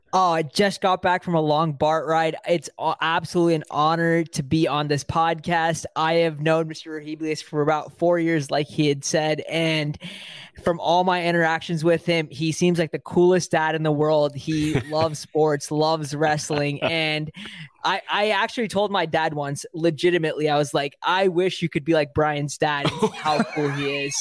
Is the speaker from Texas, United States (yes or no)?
no; Bay Area, California, United States; also born or lived in South India; I'm from the Bay Area. I live in the Bay Area.